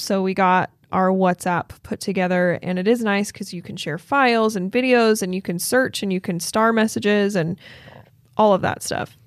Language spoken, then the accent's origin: English; Logan, Utah, United States; born or raised there